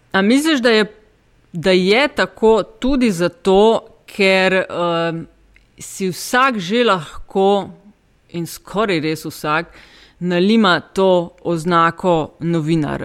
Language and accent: Slovenian; Slovenia; Smo Slovenci